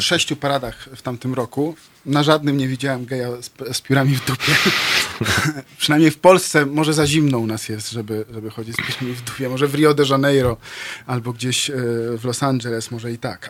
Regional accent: Lublin, Lublin Voivodeship, Poland; jestem z Lublina.

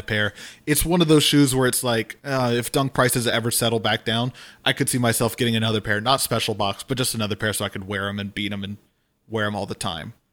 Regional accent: Louisiana, United States; growing up in Louisiana

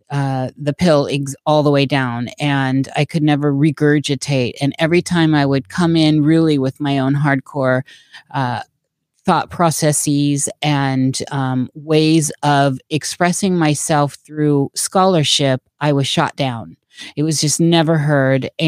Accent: Des Moines, Iowa, United States; born there; I was born in Des Moines, Iowa, and lived there for a while and I've been a gypsy ever since.

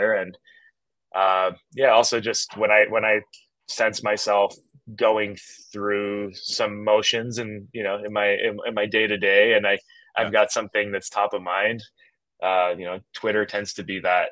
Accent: Canada; moved away; I grew up in Canada, went to a tiny community college that was basically a mining school with an art wing

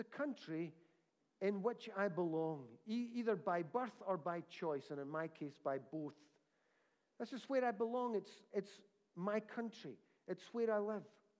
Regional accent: United Kingdom; My passport says I'm British

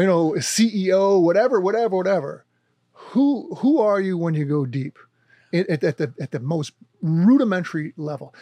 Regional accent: Wayne, New Jersey, United States; also born or lived in Forge, New Jersey; I grew up in New Jersey in the Italian neighborhood

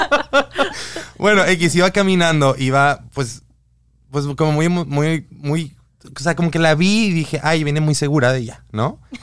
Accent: Guadalajara, Jalisco, Mexico; moved away; mi ciudad, yo soy de Guadalajara

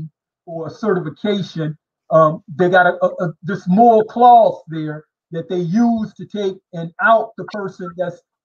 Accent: Detroit, Michigan, United States; When my mother and father separated in the mid-60s, we, family, my mother and the kids, we moved from the Detroit East Side in a neighborhood that was all white

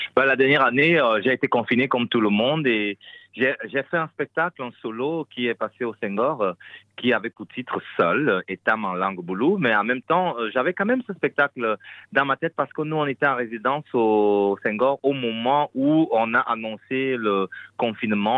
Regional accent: Fang of South Cameroon, Cameroon; also born or lived in Belgium; now in Brussels, Belgium; je suis originaire des Fans du Sud Cameroun

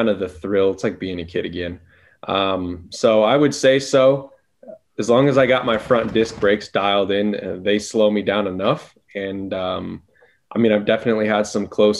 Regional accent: Las Vegas, Nevada, United States; I'm born and raised in Las Vegas.

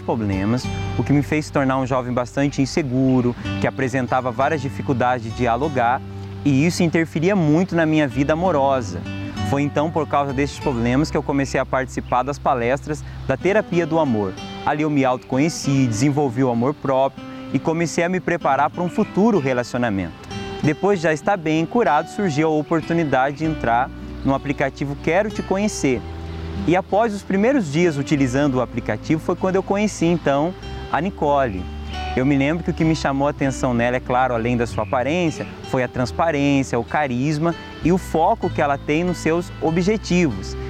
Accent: Ribeirão Preto, São Paulo, Brazil; eu sou de Ribeirão Preto, São Paulo

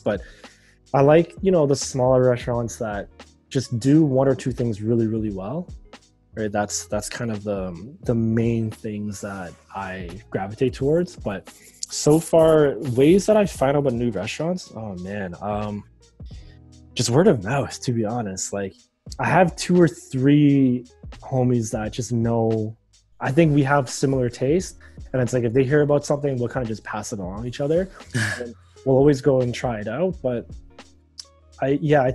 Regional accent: Markham, Ontario, Canada; I grew up in Markham, so Markham is like one of the you know, pinnacles for Asian cuisine

